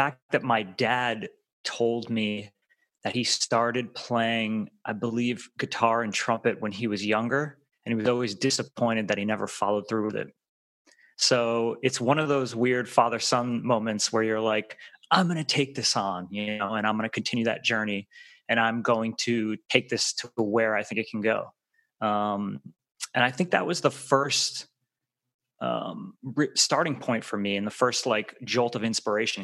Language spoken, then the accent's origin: English; Rhode Island, United States; moved away as an adult; now in Los Angeles, United States; where I grew up in Rhode Island